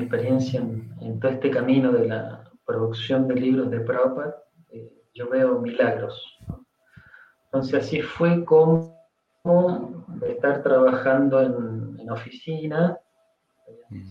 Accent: Chile; moved away as an adult; now in Argentina; yo vivo en Argentina, pero soy chileno

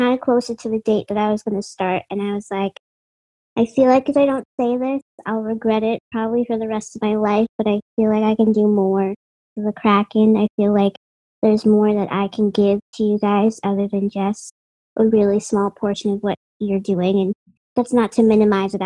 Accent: Boston, Massachusetts, United States; I'm from Boston

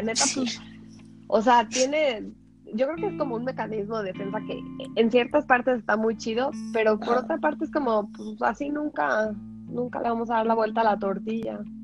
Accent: Mexico; moved away as an adult; de México

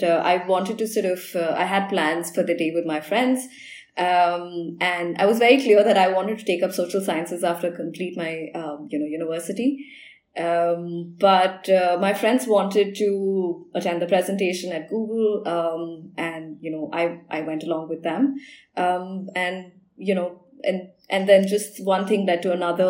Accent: India; being an Indian

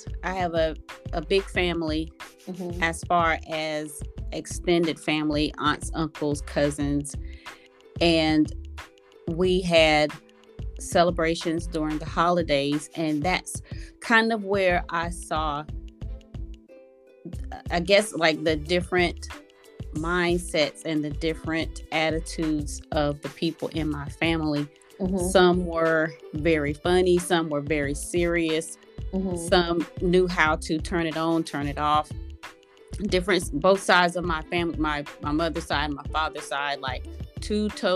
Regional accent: the South, United States; I am from the South, so I'm a country girl

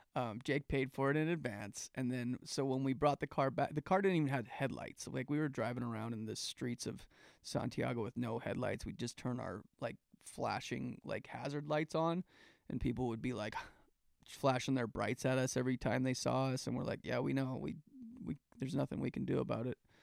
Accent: Calgary, Alberta, Canada; now in United States; Calgary, Alberta, where I grew up

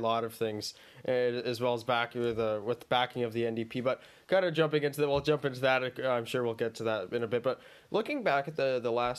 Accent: Durham Region, Ontario, Canada; I'm from Durham, so we have a bit of rural and a little bit of urban out here

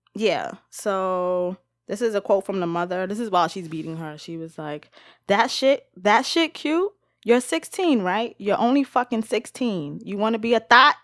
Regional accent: New York City, New York, United States; where I grew up in the Bronx

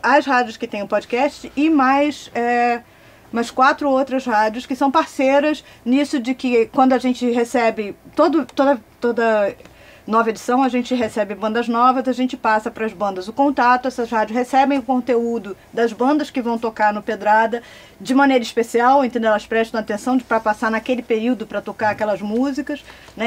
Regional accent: Recife, Pernambuco, Brazil; Eu sou pernambucana, então eu chego fácil numa rádio Recife, eu nasci em Recife

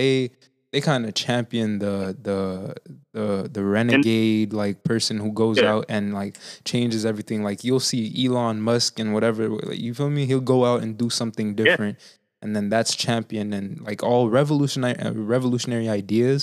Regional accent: Haiti; moved away; I'm from Haiti myself, right? And like growing up over there

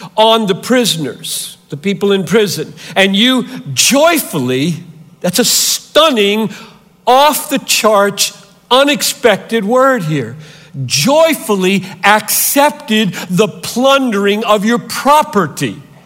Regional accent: Greenville, South Carolina, United States; moved away; I grew up three hours from here in Greenville, South Carolina.

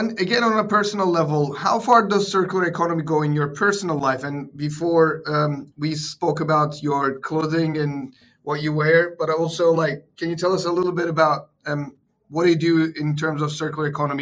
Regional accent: Turkey; I'm from Turkey too

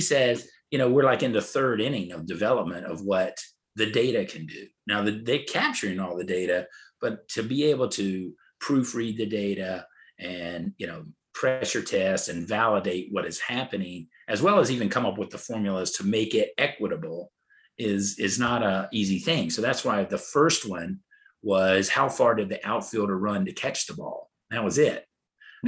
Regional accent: North Carolina, United States; I grew up in North Carolina.

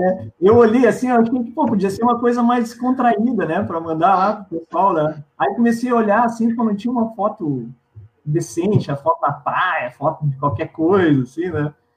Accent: Pelotas, Rio Grande do Sul, Brazil; eu sou nascido em Pelotas, pelotense

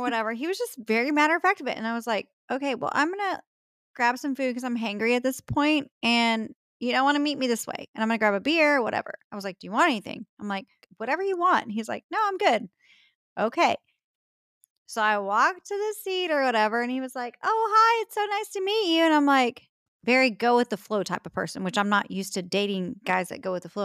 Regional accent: Texas, United States; I am a Texan

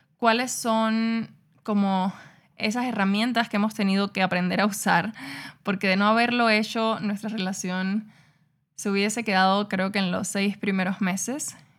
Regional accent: Cuba; yo nací en Cuba en un barrio súper pobre, con una familia súper disfuncional

